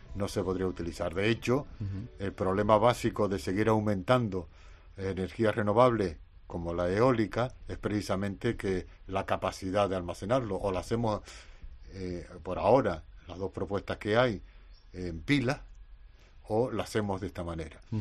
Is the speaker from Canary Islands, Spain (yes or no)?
yes; Canary Islands, Spain